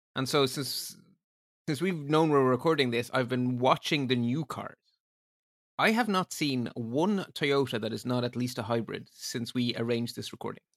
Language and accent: English; Ireland